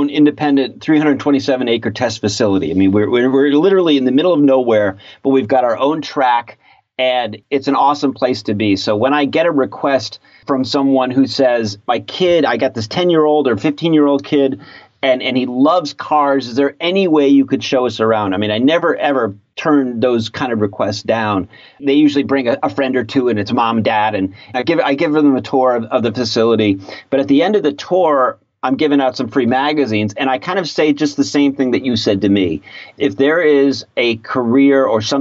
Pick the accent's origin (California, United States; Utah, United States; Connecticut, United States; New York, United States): Connecticut, United States; moved away as an adult; also born or lived in Ann Arbor, Michigan; I grew up in Connecticut.